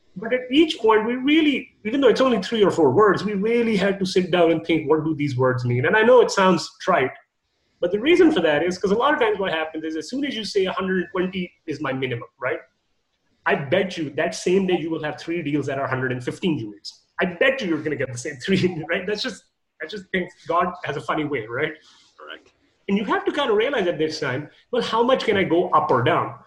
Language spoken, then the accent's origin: English; Canada; I'm Canadian